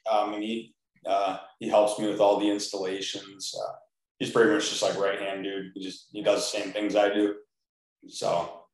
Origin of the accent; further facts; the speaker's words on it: Clarkston, Michigan, United States; now in Waterford, United States; I live in Waterford now, but I grew up in Clarkston. I went to Clarkston High School.